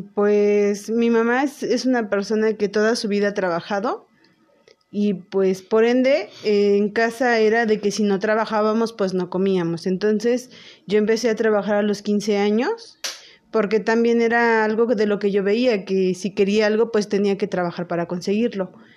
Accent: Teziutlán, Puebla, Mexico; moved away as an adult; now in Puebla, Mexico; yo nací en Teciutlán, Puebla, pero desde hace más de 20 años radico en Puebla.

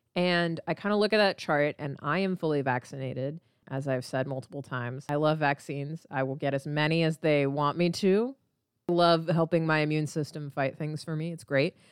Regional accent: United States; I am Indian American, so I am brown

